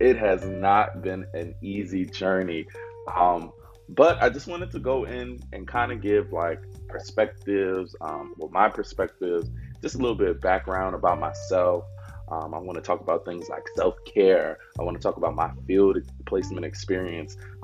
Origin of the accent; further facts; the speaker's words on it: New York City, New York, United States; moved away as an adult; also born or lived in Georgetown, South Carolina; now in South Carolina, United States; I am from Harlem, New York City. And if you know anything about Harlem, you know that many areas, especially where I was born and raised, was very much so impoverished. I grew up in the housing projects on 126th Street and Lexington Avenue